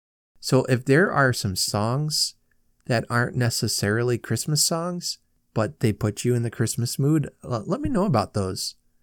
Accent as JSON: {"language": "English", "town": "Lafayette", "region": "Indiana", "country": "United States", "tie": "born or raised there", "said": "When I was young, growing up in Lafayette, my daily world was restricted to the areas that I could reach on my bicycle."}